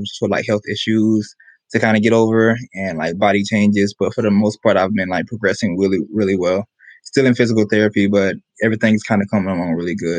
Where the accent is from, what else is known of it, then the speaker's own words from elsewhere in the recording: Tampa, Florida, United States; I am from Tampa, Florida.